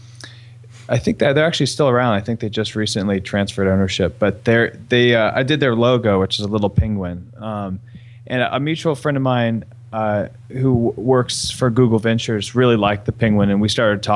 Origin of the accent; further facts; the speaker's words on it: East Coast, United States; I'm from the East Coast